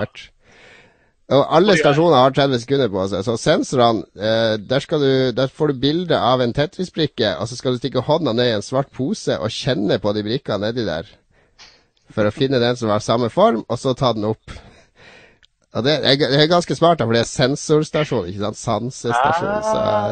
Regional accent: Harstad, Troms, Norway; moved away; da jeg var hjemme i Harstad, kom hjem tidlig fra universitetet

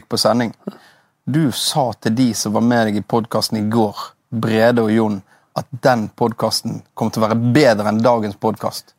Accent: Bergen, Vestland, Norway; also born or lived in Osterøy / Nordhordland; Jeg er oppvokst i Loddefjord. Og det er jo eh, drabantby og asfaltjungel eh, ti minutter utenfor Bergen sentrum.

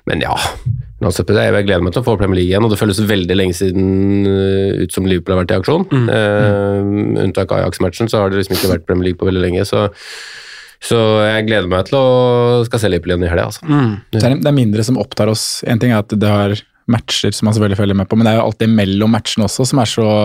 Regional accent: Eastern Norway, Norway; Hun er derfra, jeg kommer jo fra, fra Østlandet

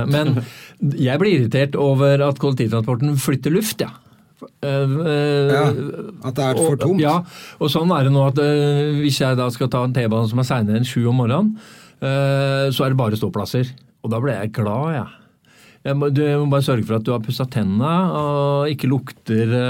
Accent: Oslo, Norway; Uh, eh, 0692.

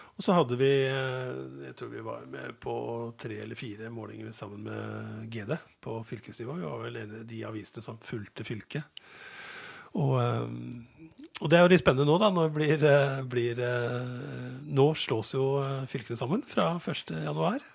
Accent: Skedsmo, Viken, Norway; now in Gjøvik, Norway; Jeg vokste opp på, på Skedsmo, men hadde røtter fra Innlandet

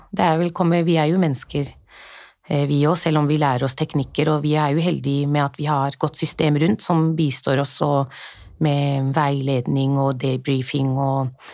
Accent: Oslo, Norway; moved away as an adult; now in Jessheim, Norway; Jeg er født og oppvokst i Norge, men klart, jeg har jo vokst opp på Groruddalen.

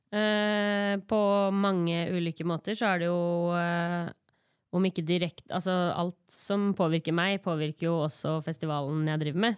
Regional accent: Gjøvik, Innlandet, Norway; Jeg sier oftest at jeg er fra Gjøvik fordi folk ikke veit hvor Hunndølen er, men jeg er hunndøling

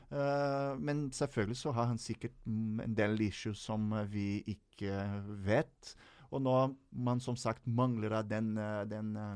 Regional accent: Rio de Janeiro, Brazil; now in Norway; jeg kom fra Rio de Janeiro

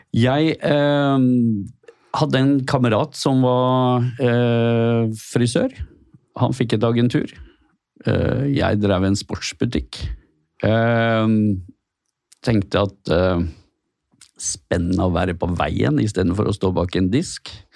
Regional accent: Askøy, Vestland, Norway; also born or lived in Bergen; jeg får vel si at jeg er fra Askøy.

